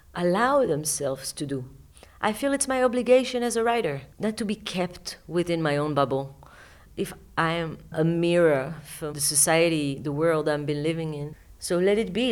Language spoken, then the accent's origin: English; Israel